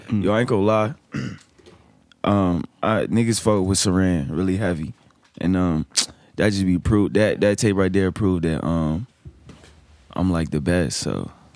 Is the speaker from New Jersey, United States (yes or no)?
no; Hampton, Virginia, United States; now in Richmond, United States; I'm from Shell Road.